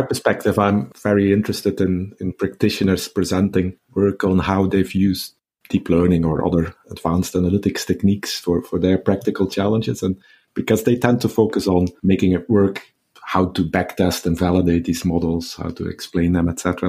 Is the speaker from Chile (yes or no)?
no; Belgium; moved away as an adult; now in Southampton, United Kingdom; It was back in two thousand and four that I moved from my home country, Belgium, where I did my P H D at K L Irvine to the U K